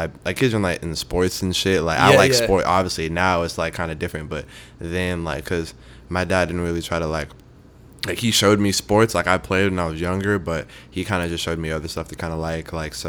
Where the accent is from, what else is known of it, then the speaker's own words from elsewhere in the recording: Mooresville, North Carolina, United States; moved away as an adult; also born or lived in Charlotte, North Carolina; now in Los Angeles, United States; Yeah, I'm from Mooresville, so it's, like... The population, I think it's like 30 or like 40,000, so mm-hmm. It's like not the biggest, but it's like where Charlotte is, it's yeah. Like it's like right there, like 20-30 minutes